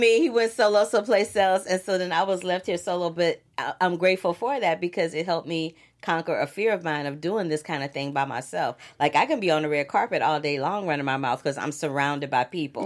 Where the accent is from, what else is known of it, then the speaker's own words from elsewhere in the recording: Missouri, United States; I'm not a Missouri boy, but I'm from Missouri